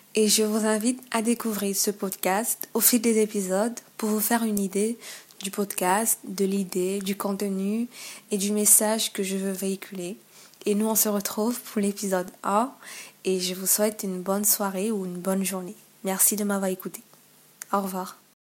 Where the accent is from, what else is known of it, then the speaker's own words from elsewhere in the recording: Gabon; chez moi au Gabon